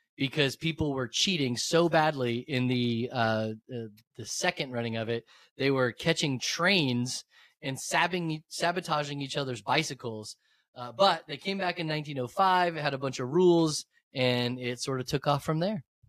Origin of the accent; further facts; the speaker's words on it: Florida, United States; I grew up in Florida